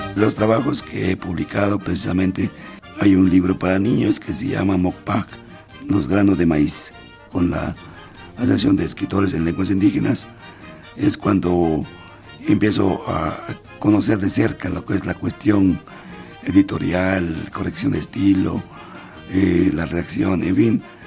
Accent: Santa María Puxmetacan, Oaxaca, Mexico; first language Mixe; Spanish is a second language; moved away; me preguntaron sobre mi lengua materna. Entonces yo les dije que hablaba el mije

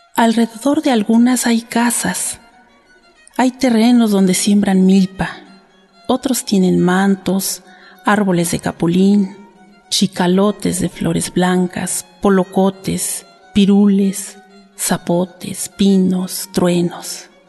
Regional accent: Santa Ana Nopalucan, Tlaxcala, Mexico; yo soy originaria de Santa Ana Nopalucan, Tlaxcala

